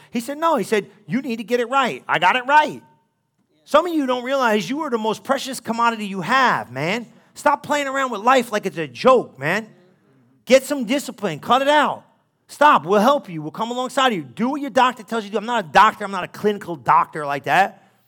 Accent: New Jersey, United States; I'm Italian from New Jersey

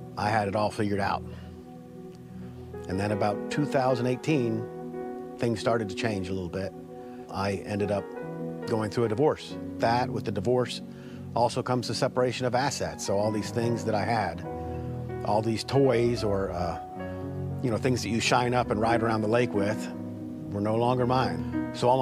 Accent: Columbia, South Carolina, United States; I grew up here in Columbia. I went to Spring Valley High School, so I'm a local fella.

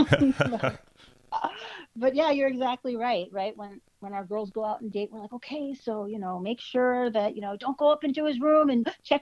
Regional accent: United States; moved away as an adult; also born or lived in Connecticut; now in Ottawa, Canada; I'm an American, so I only speak English

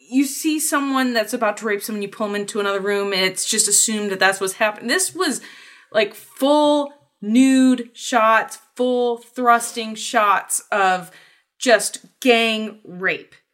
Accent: United States; I guess that's me being American

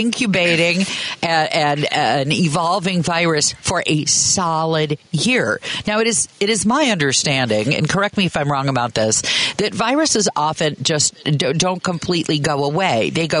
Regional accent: Kansas, United States; moved away; also born or lived in Chicago; in Kansas, where I grew up

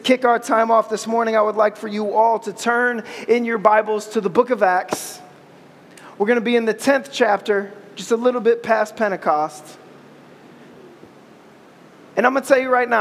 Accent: Ohio, United States; I'm from Ohio

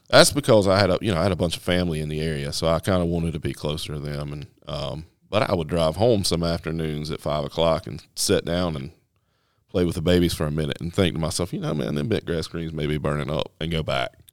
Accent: northwest North Carolina, United States; moved away as an adult; also born or lived in Michigan; grew up in the northwest corner of North Carolina

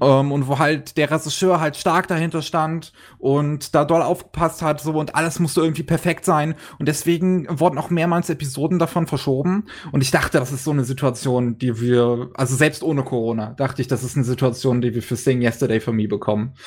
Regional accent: Germany; bei uns in Deutschland

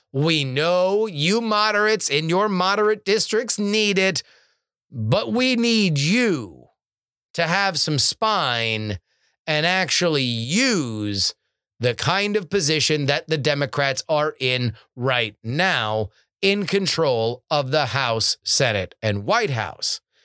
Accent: South Florida, United States; I'm from South Florida

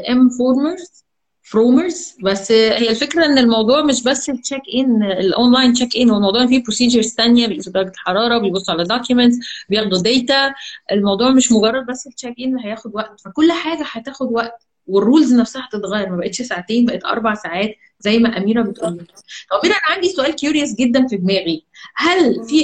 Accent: Tunisia; اصدقائنا احنا كمان من تونس في عندنا اسامي كتير

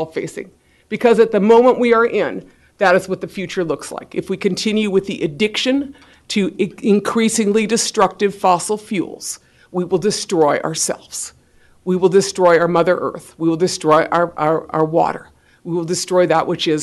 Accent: Minnesota, United States; I represent the home team because I'm from Minnesota

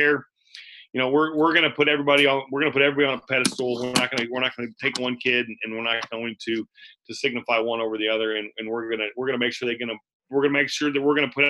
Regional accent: Palmyra, Missouri, United States; I'm from Palmyra, Missouri

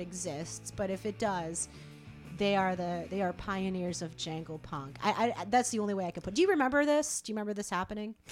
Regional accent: Rochester, New York, United States; Rochester. Shout out to my hometown

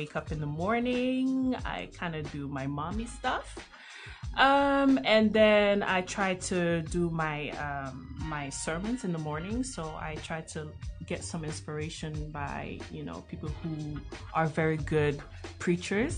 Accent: Belgium; moved away as an adult; now in Netherlands; I was born and bred in Belgium

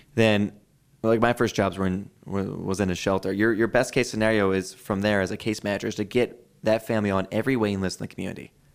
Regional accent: Philadelphia, Pennsylvania, United States; now in Boise, United States; my hometown of Philadelphia

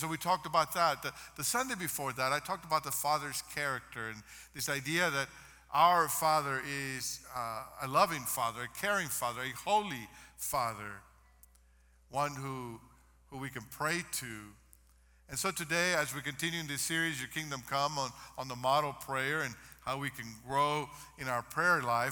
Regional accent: Mexico; moved away; I grew up in Mexico

